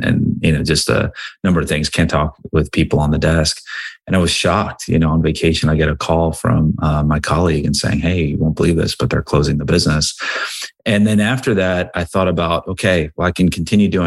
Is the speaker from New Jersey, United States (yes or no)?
yes; Cranbury, New Jersey, United States; So I grew up in a small town called Cranberry, New Jersey, which is right outside of Princeton, New Jersey.